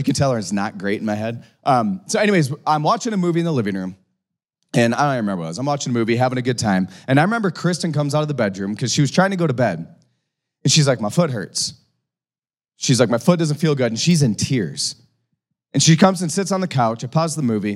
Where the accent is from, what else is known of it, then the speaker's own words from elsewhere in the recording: North Dakota, United States; accent: North Dakota; my North Dakota accent